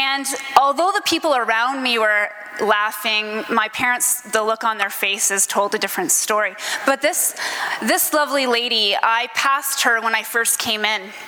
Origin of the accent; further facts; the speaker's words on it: Stratford, Ontario, Canada; now in Niagara-on-the-Lake, Canada; I grew up in Stratford, Ontario